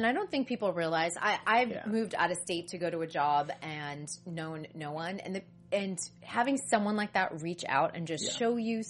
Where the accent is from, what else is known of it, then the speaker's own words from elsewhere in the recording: East Coast, United States; moved away as an adult; also born or lived in New York City; now in Los Angeles, United States; I'm from the East Coast, and people do talk to each other a little bit more. I came from New York City directly